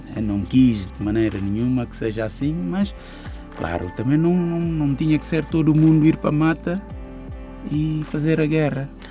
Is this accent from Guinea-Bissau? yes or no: yes; Bissau, Guinea-Bissau; Então eu quando saí de Bissau